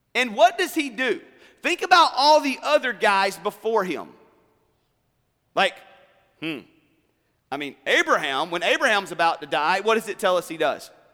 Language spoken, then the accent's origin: English; South Alabama, United States; moved away; also born or lived in Columbus, Georgia; I grew up originally in South Alabama, then we moved to Columbus, Georgia